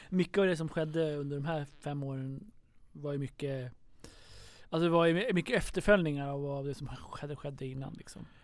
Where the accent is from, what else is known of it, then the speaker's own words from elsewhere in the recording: Sweden; vi kom från Sverige